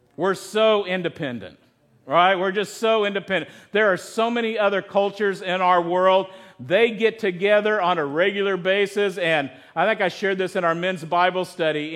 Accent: United States; also born or lived in Chico, California; our American culture

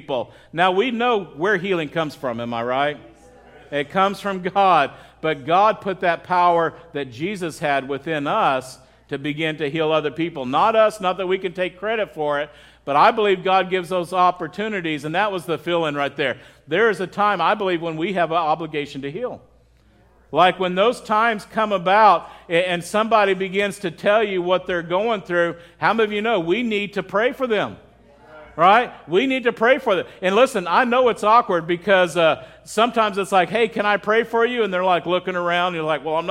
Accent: Midwest, United States; growing up in the Midwest.

